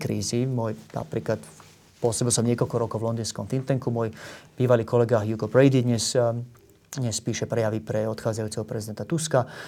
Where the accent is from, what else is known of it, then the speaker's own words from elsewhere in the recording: Slovakia; ako Slovák